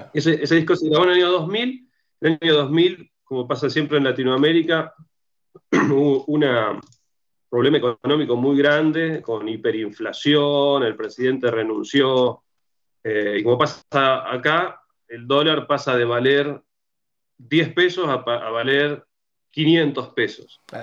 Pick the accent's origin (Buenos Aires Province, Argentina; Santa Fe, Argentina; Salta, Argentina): Santa Fe, Argentina; Rosario; Yo soy de Rosario, que es una ciudad de Argentina